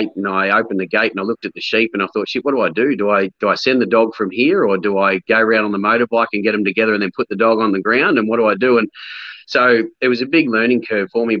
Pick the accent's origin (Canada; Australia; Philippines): Australia; Cranbourne South, Victoria; moved away; also born or lived in Gippsland / Mansfield; I grew up in Cranbourne South.